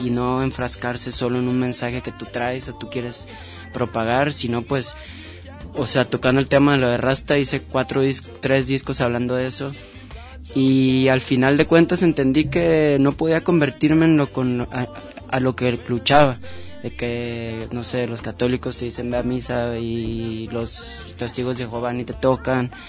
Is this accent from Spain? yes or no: no; Guadalajara, Jalisco, Mexico; now in Ajijic, Mexico; yo, yo crecí en Santa Tere.